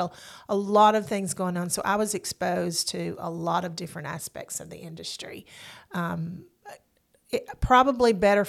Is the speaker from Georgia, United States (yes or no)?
no; the Shoals area, Alabama, United States; I am born and raised in the Shoals area. Went to Deschler High School, and when I graduated, I came